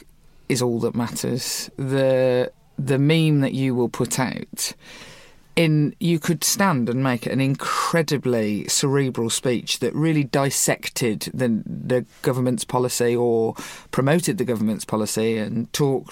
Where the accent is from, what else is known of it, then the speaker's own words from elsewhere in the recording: Birmingham, West Midlands, United Kingdom; I come from Birmingham, the city of Chamberlain